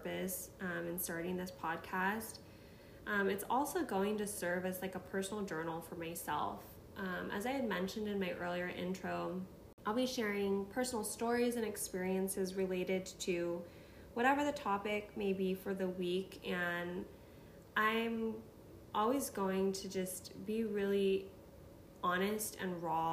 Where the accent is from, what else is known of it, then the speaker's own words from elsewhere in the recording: Midwest, United States; moved away as an adult; also born or lived in Seattle area, Washington; now in Chicago, United States; I was born and raised in the Midwest, spent most of my 20s in the Seattle